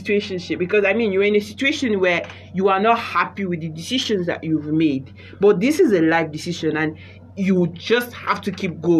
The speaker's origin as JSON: {"language": "English", "country": "Nigeria", "said": "And then along the line, culture, tradition, being African, being Nigerian."}